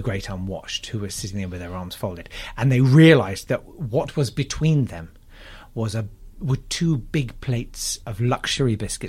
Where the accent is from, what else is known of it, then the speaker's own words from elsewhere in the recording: United Kingdom; That's my fucking right as a British man.